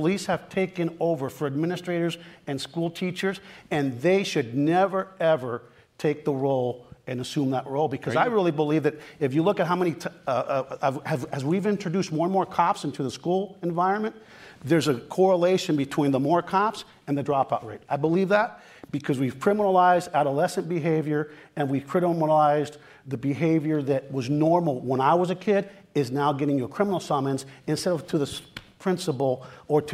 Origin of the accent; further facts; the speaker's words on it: El Monte, California, United States; English is a second language; when I was a kid in El Monte. English is my second language.